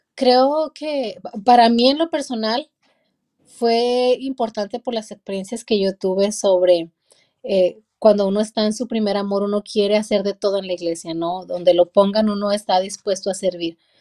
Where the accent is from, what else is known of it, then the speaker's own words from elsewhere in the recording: La Soledad, Durango, Mexico; now in Hollister, United States; Soy de México, de un pequeño pueblito en la ciudad de Durango. Eh, un pueblito como de unos 900 habitantes, de ahí vengo